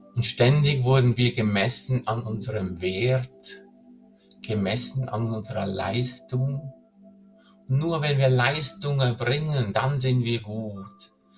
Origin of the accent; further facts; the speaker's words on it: Switzerland; hier bei uns in der Schweiz